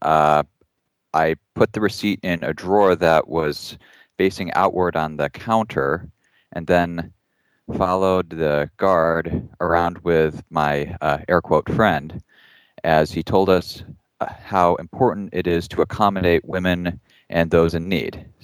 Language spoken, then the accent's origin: English; Ohio, United States; where I grew up in Ohio